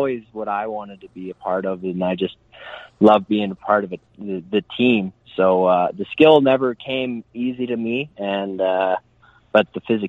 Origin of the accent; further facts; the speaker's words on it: Okotoks, Alberta, Canada; also born or lived in Edmonton / Calgary; I was born in Edmonton, but probably played the most defining years of my hockey career. I bounced all around Alberta with my parents' work and things like that.